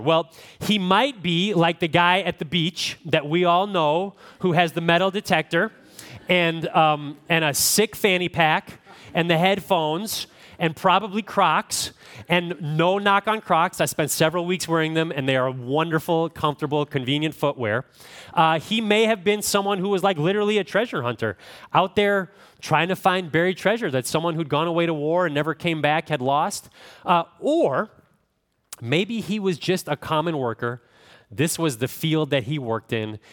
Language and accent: English; Midwest, United States; I'm from the Midwest, so I don't sound like an Australian